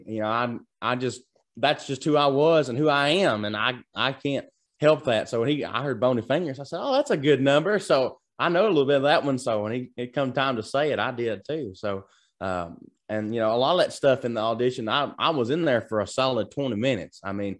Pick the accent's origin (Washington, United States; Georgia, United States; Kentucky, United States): Kentucky, United States; Lancaster; born or raised there